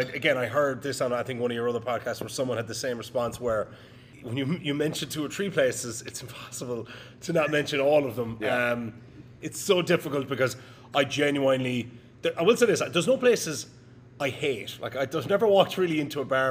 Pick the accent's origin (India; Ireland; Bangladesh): Ireland; now in New York, United States; as an Irishman